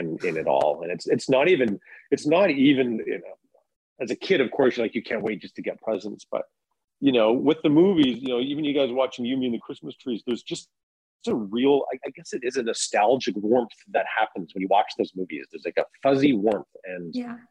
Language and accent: English; Kamloops, British Columbia, Canada; now in Toronto, Canada; I'm originally from Kamloops